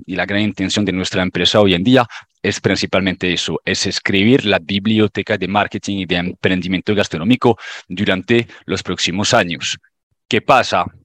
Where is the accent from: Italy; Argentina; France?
France; Spanish is a second language; moved away as an adult; now in Colombia; Yo soy francés, llevo en Colombia aproximadamente un poquito más de nueve años